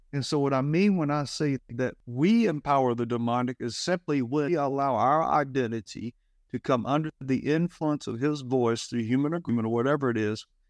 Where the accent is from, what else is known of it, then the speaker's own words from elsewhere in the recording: Alabama, United States; I grew up in Alabama